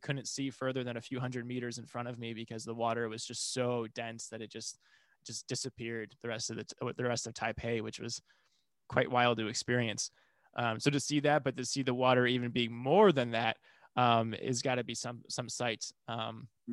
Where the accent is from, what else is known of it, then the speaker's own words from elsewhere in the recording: Midwest, United States; also born or lived in Taiwan; I'm from the Midwest and we have tornadoes